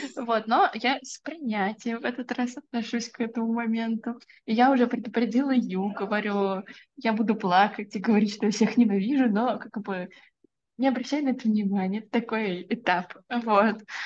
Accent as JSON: {"language": "Russian", "town": "Orenburg", "region": "Orenburg Oblast", "country": "Russia", "tie": "born or raised there", "said": "я родилась в многонациональном городе. Я родилась в Оренбурге"}